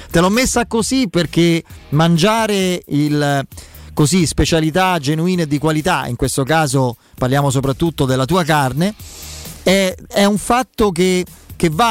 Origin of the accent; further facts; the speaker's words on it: Abruzzo, Italy; te lo dico da abruzzese